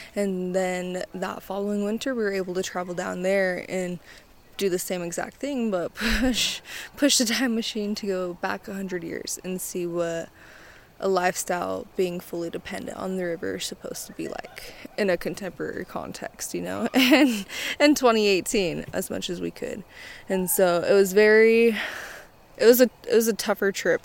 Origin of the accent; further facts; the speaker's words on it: Chiloquin, Oregon, United States; I'm Klamath and Modoc. I am from Chilliquin, Oregon